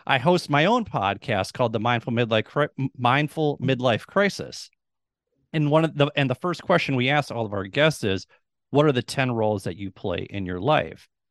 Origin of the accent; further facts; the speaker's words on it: Minnesota, United States; moved away as an adult; also born or lived in Duluth, Minnesota / Rochester, Minnesota; I'm born and raised in Minnesota. I've spent the first 44 years of my life in Minnesota.